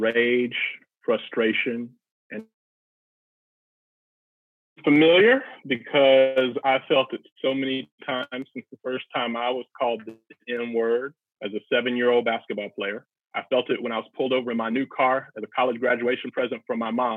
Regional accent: Atlanta, Georgia, United States; moved away as an adult; now in Evanston, United States; born and raised Atlanta, Georgia

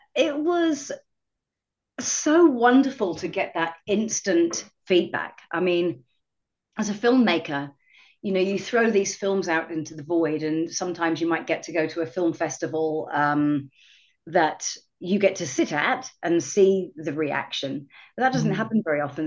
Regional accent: England, United Kingdom; moved away as an adult; now in Seattle, United States; I'm from uh, originally from England.

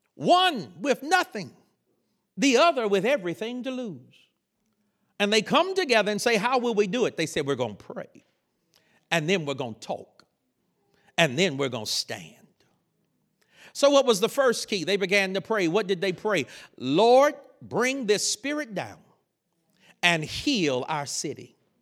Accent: North Carolina, United States; I grew up in North Carolina

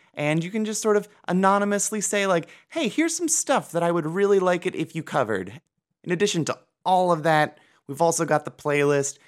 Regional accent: Cleveland, Ohio, United States; I'm from Cleveland, Ohio

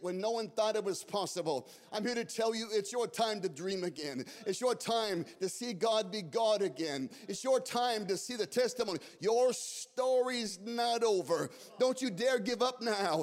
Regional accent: Scottsdale, Arizona, United States; moved away; Scottsdale was my hometown

